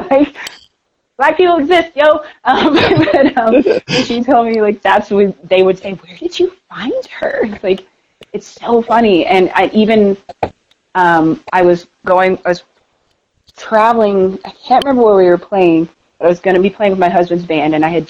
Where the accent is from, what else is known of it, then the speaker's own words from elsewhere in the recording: Denver, Colorado, United States; so where are you from? And I said, Denver?